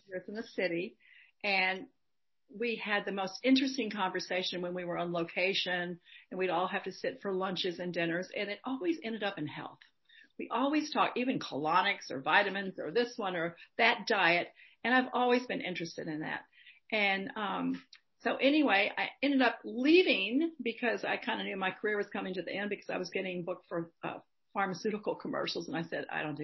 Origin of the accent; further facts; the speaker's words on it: Dallas, Texas, United States; also born or lived in Brooklyn, New York; now in Hudson Valley, United States; I grew up in Dallas, Texas